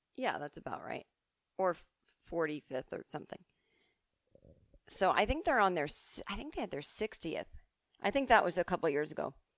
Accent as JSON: {"language": "English", "region": "East Coast", "country": "United States", "tie": "born or raised there", "moved": "yes", "said": "as kids growing up on the East Coast"}